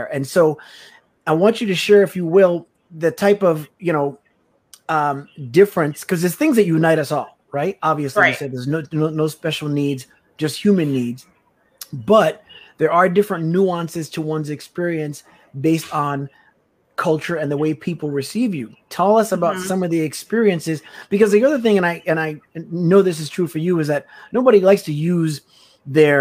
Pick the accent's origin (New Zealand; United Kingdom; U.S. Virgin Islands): U.S. Virgin Islands; I'm from the U.S. Virgin Islands, a Black man